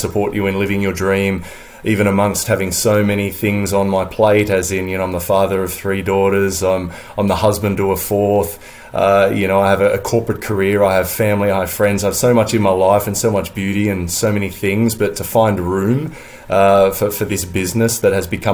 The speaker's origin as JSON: {"language": "English", "town": "Sydney", "region": "New South Wales", "country": "Australia", "tie": "born or raised there", "moved": "as an adult", "lives_now": "London, United Kingdom", "said": "I'm an Aussie surfer. You know, I grew up on the beach, on the northern beaches of Sydney, right around Manly"}